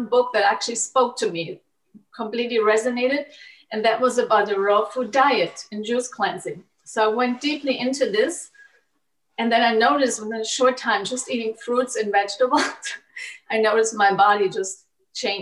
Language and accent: English; Germany; I was growing up in Germany, and I was growing up in a conventional German diet